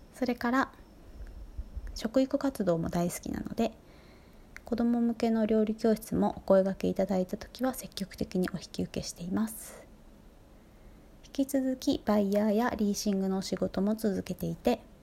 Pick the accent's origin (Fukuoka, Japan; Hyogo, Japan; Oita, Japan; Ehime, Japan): Fukuoka, Japan; moved away as an adult; also born or lived in Paris; now in Tokyo, Japan; 福岡県出身で中学生まではバスケットボール一筋